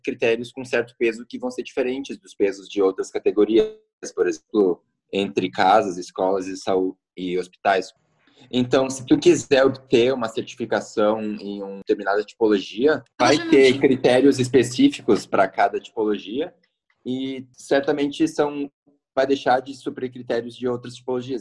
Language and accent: Portuguese; Roque Gonzales, Rio Grande do Sul, Brazil; moved away as an adult; now in Porto Alegre, Brazil; Eu sou nascido em Roque Gonzales, uma cidadezinha no interior do Rio Grande do Sul, e sou atual residente de Porto Alegre já tem em torno de uns sete anos